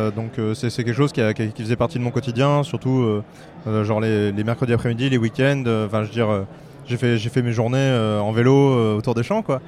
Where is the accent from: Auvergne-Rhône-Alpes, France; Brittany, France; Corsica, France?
Brittany, France; moved away; also born or lived in Angoulême; j'ai fait mon enfance en Bretagne